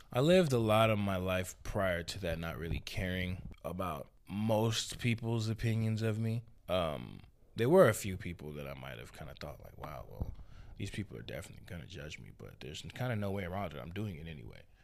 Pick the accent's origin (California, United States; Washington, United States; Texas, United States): Texas, United States; Houston; also born or lived in Alief, Houston / Seguin, Texas / San Antonio, Texas; I'm from Houston, Texas. Born and raised